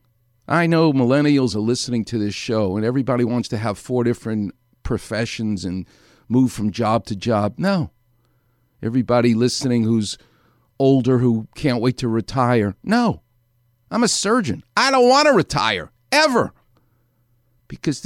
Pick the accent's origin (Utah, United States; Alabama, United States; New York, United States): New York, United States; New York City; I'm from New York. The word water and superior doesn't have an R on the end of the word